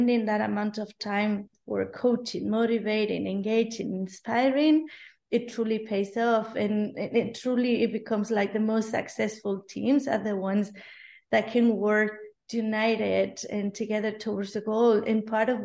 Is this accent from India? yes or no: no; Spain; English is a second language; now in Berlin, Germany; I'm from Spain originally